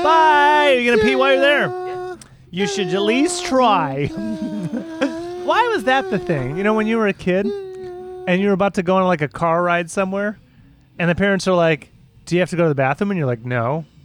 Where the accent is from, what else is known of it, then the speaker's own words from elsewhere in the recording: Michigan, United States; Americans from one of the greatest states in the Union, Michigan. It's a great, great, great state.